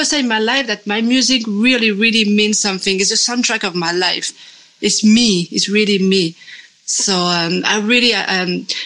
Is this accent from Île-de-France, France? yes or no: no; Saint-Étienne, Auvergne-Rhône-Alpes, France; moved away; my hometown, Saint-Étienne.